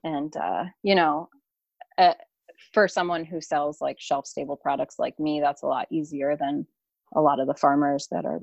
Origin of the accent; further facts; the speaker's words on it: Southeastern Connecticut, United States; I'm from Southeastern Connecticut